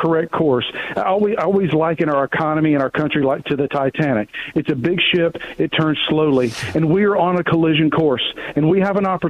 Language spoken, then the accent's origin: English; Tennessee, United States; It's a great part of the country. I'm biased. I grew up in Tennessee.